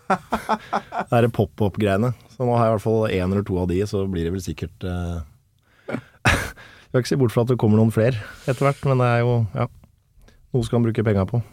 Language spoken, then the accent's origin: Norwegian; Kolbotn, Akershus, Norway; oppvokst eh, Jeg er fra Kolbotn